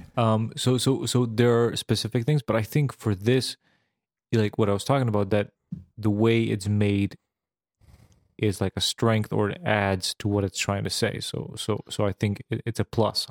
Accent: Serbia; moved away; I grew up in Serbia, which was Yugoslavia

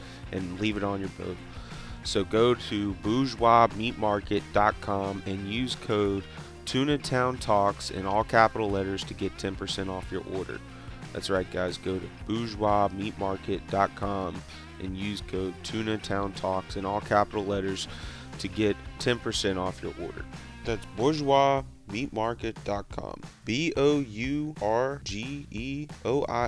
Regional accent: Mississippi, United States; I'm from Mississippi

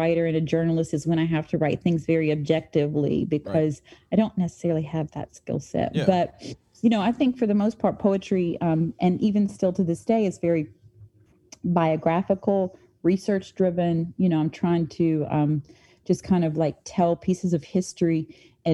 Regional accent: St. Albans, West Virginia, United States; I grew up in St. Albans, West Virginia

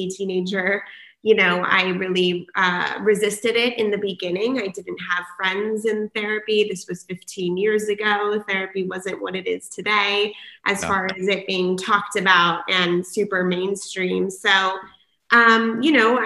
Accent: San Diego, California, United States; I am born and raised in San Diego

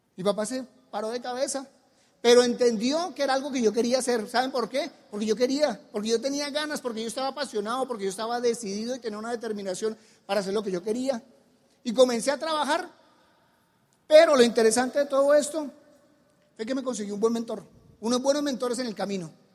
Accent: Colombia; en mi país hay cuatro clases sociales, la alta, la media, la baja y los músicos. Tenemos, son cuatro clases sociales que hay en Colombia

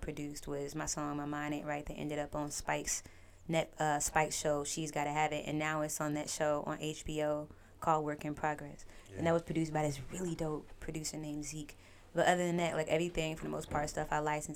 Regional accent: Inglewood, California, United States; I'm a black girl, like I'm from Inglewood

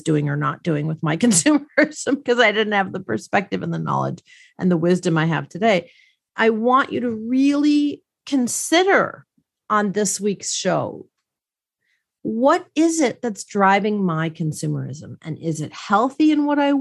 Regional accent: Milwaukee, Wisconsin, United States; I grew up in Milwaukee, Wisconsin, and let me tell you, we didn't know what that kind of money was

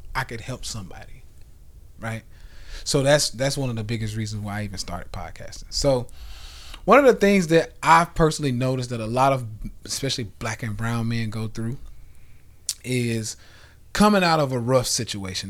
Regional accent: the South, United States; we come from the Bible, you know, belt buckle, you know, in the South.

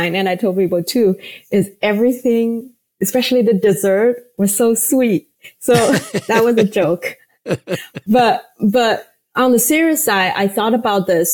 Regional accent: Shanghai, China; born or raised there; English is a second language; moved away as an adult; now in United States

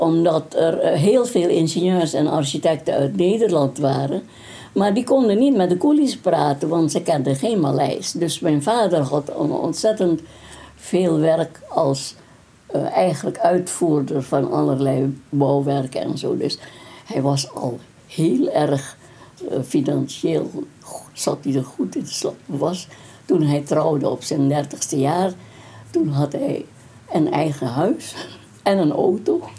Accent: Indonesia; first language Dutch; we hebben 150 verschillende etnische groepen in, in Indonesië

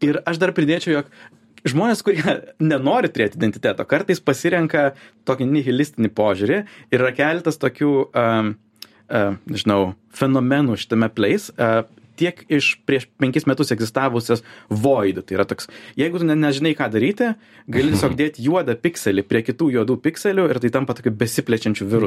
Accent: Lithuania; Aš esu lietuvis

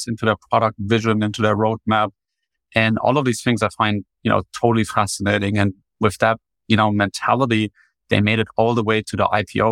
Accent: Germany; English is a second language; moved away as an adult; now in United States; you can probably already spot my accent. I grew up in Germany, made the transition to the United States in 2019

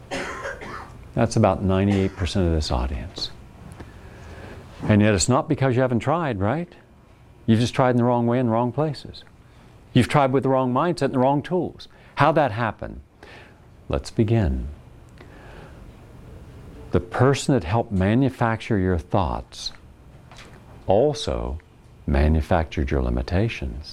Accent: West Virginia, United States; moved away; where we grew up in West Virginia

